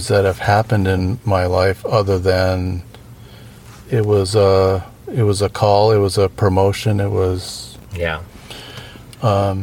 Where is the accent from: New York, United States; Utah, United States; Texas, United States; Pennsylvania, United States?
Pennsylvania, United States; outside of Pittsburgh; moved away; I grew up outside of Pittsburgh.